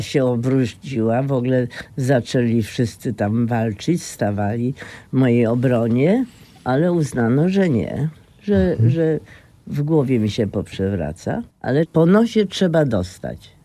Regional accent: Poznań, Greater Poland, Poland; Jestem poznanianką z Jeżyc, a potem z Wildy, a potem dalej

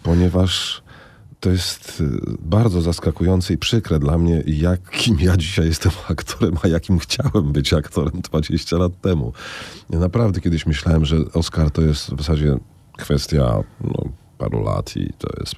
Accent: Warsaw, Masovian Voivodeship, Poland; skoro się wychowałem, jestem warszawianinem, wychowałem się na teatrze literackim

